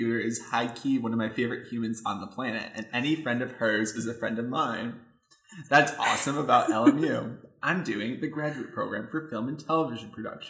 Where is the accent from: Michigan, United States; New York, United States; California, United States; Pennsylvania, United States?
Michigan, United States; moved away as an adult; also born or lived in Texas; now in Los Angeles, United States; I'm from Michigan, originally. And then I went to school in Texas for 4 years. And now I'm here.